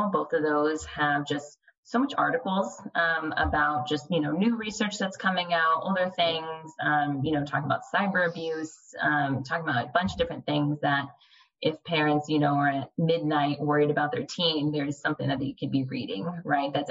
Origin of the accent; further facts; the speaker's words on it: California, United States; now in San Antonio, United States; I was born and raised in California